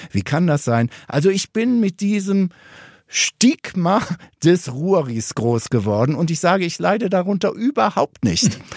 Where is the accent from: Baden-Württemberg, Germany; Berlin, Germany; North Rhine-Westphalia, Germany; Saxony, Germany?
North Rhine-Westphalia, Germany; born there; aber du weißt ja, ich bin, wie man auch hört, kein Oberschwabe, sondern ich bin im Ruhrgebiet geboren.